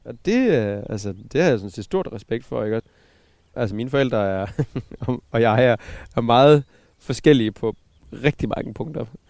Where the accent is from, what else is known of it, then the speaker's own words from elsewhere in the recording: Southern Jutland, Southern Denmark, Denmark; Jeg kommer fra Sønderjylland. Ja. Fra en, øh, fra en sådan 20 hektar stor øh, bondegård nede i, i Sønderjylland, som mine forældre